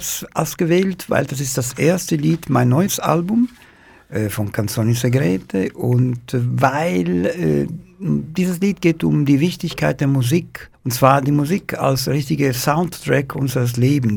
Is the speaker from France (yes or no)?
no; Palermo, Sicily, Italy; German is a second language; moved away as an adult; in Palermo. Ich bin aufgewachsen im Zentrum der Stadt mit meiner Familie